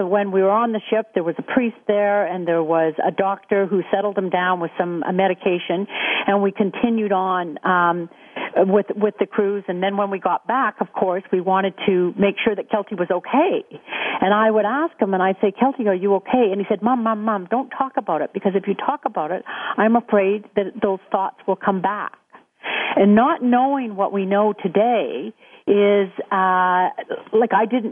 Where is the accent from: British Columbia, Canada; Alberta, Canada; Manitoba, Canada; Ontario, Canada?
British Columbia, Canada; West Vancouver; also born or lived in Whistler; we grew up in West Vancouver